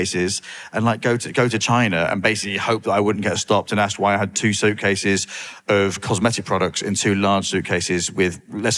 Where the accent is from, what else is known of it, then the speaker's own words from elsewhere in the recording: Grimsby, Yorkshire and the Humber, United Kingdom; I grew up in Grimsby